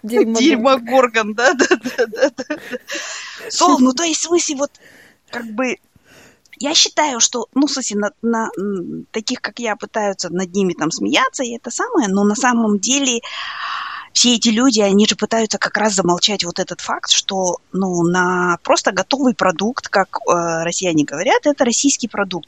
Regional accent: East Kazakhstan Region, Kazakhstan

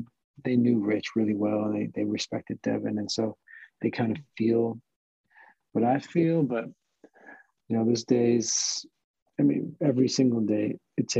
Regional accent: Mahwah, New Jersey, United States; also born or lived in New York; now in Florida, United States; grew up in New Jersey

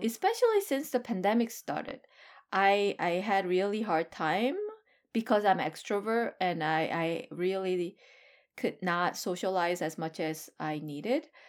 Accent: South Korea; now in United States; I am hundred percent Korean.

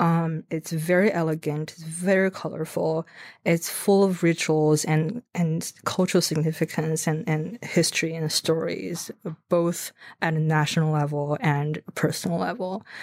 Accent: Tianjin, China; moved away as an adult; now in United States; Tianjin. That's actually my hometown.

